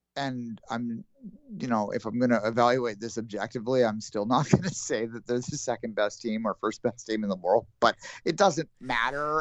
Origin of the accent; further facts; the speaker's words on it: Canada; we're Canadian and we're not American.